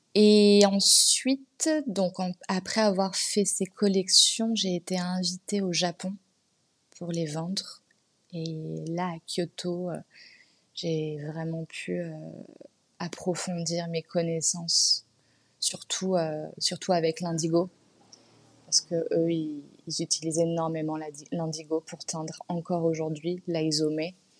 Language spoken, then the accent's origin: French; Paris, Île-de-France, France; j'ai grandi à Paris. Je suis née à Paris, mes parents sont nés à Paris.